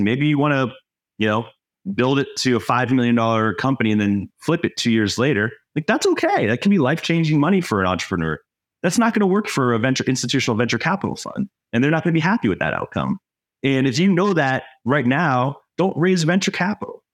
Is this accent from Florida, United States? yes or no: yes; Florida, United States; now in Minnesota, United States; I'm not from here. I grew up in Florida.